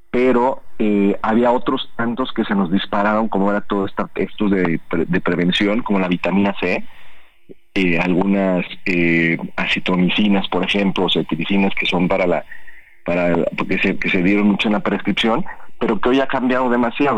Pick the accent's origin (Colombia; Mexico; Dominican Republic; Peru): Mexico; nosotros eh, como cultura mexicana